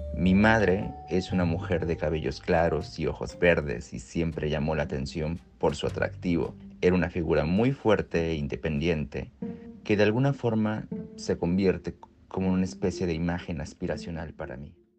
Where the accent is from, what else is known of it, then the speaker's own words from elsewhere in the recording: Yucatán Peninsula, Mexico; en la península de Yucatán, el lugar de donde soy